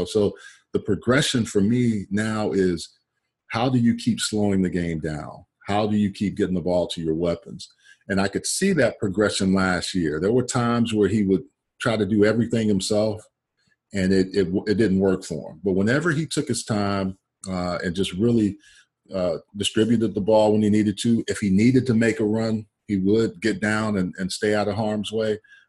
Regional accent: Texas, United States; They were recruiting from all over the country. I'm from Texas.

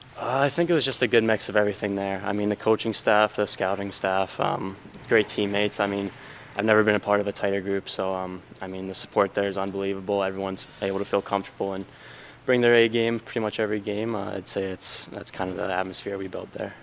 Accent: United States; me being an American

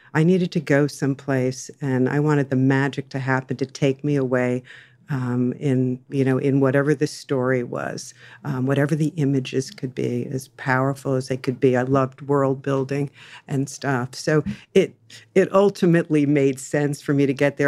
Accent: Jersey Shore, near Asbury Park, New Jersey, United States; now in Los Angeles, United States; I was born and raised on the Jersey Shore

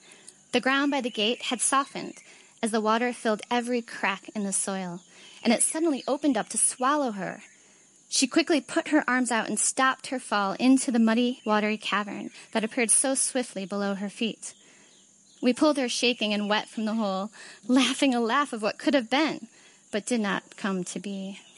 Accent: Gaborone, Botswana; I'm from Gaborone, Botswana. That's the place where I live.

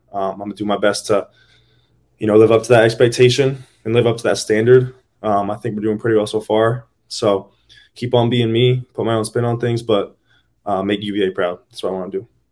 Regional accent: Northern Virginia, United States; I grew up in Northern Virginia

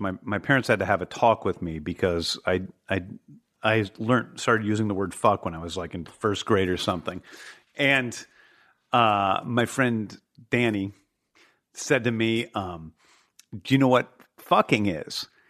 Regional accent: Manchester, Missouri, United States; also born or lived in St. Louis, Missouri; I grew up in Saint Louis, Missouri in the seventies

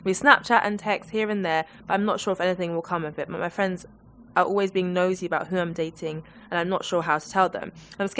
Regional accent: Zambia; I'm from Zambia and people from there are really forward. So I'm really forward, especially when it comes to guys.

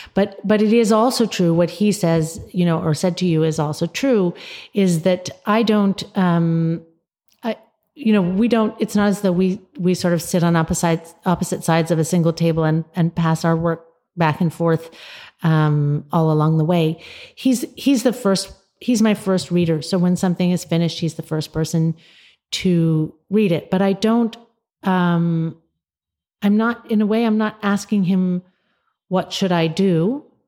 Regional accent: United States; we as American readers

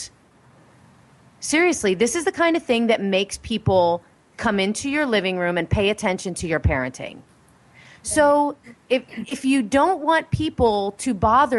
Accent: Pennsylvania, United States; I'm from Pennsylvania

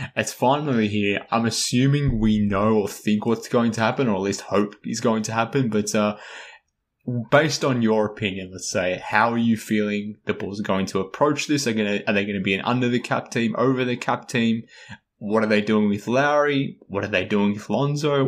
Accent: Australia; accent: Australian; I am Australian

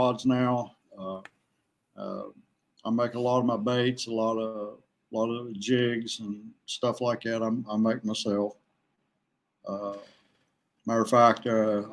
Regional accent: Clifftop, West Virginia, United States; I'm from a little town called Clifftop. It's pretty close to Babcock State Park. That's where I grew up

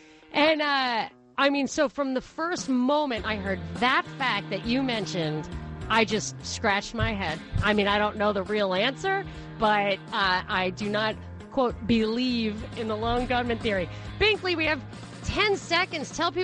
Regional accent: New York, United States; I grew up in New York, it was a mafia thing that you kill the patsy.

